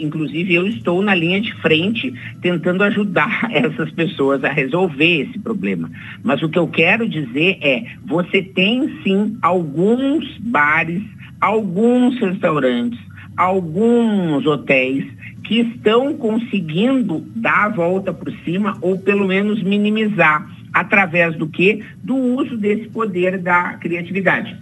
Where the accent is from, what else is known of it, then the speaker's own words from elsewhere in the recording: Rio Grande do Sul, Brazil; Me entreguei que eu sou gaúcho